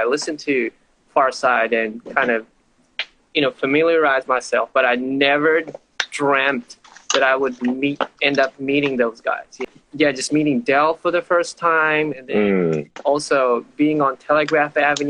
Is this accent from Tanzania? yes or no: yes; Tanzania; also born or lived in London, United Kingdom / Japan / Silicon Valley, United States; So I grew up in Tanzania, London.